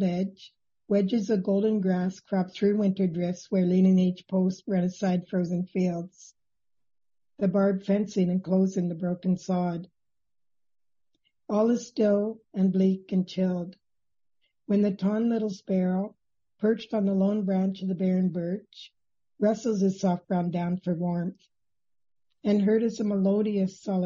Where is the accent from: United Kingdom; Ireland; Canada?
Canada; Nipigon, Ontario; I was born in Nipigon, Ontario, the northernmost point of Lake Superior